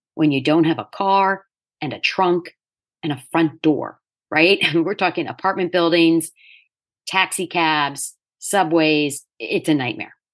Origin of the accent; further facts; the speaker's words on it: Delaware, United States; moved away as an adult; also born or lived in New York City; I ended up back in my home state of Delaware at the age of thirty